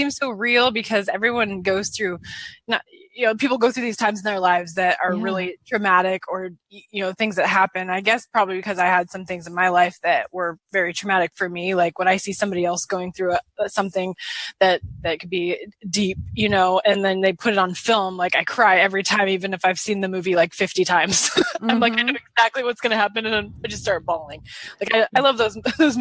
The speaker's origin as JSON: {"language": "English", "town": "Seattle", "region": "Washington", "country": "United States", "tie": "born or raised there", "said": "I grew up in Seattle, Washington. So born and raised in Seattle."}